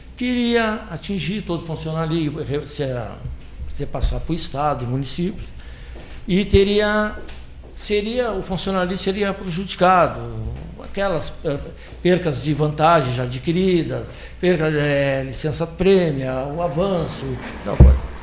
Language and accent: Portuguese; Pelotas, Rio Grande do Sul, Brazil; aqui na região mesmo, que nós somos da região de Pelotas.